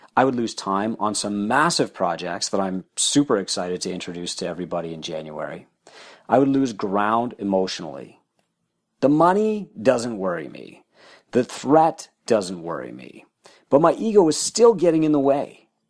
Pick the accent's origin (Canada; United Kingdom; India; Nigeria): Canada; I'm Canadian